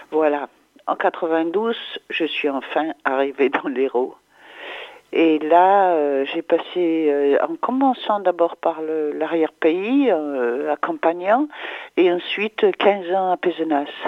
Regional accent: Charleroi, Wallonia, Belgium; born there; je suis peintre de nationalité belge. Je suis née en Wallonie, à Charleroi, dans la partie francophone, à l'est de la Belgique.

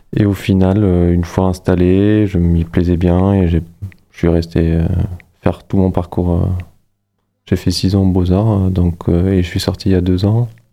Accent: Luxembourg; moved away as an adult; now in Montpellier, France; Je suis né, j'ai grandi au Luxembourg

